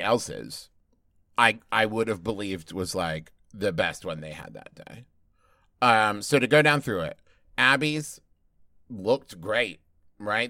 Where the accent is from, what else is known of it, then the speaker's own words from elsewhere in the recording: United States; as an American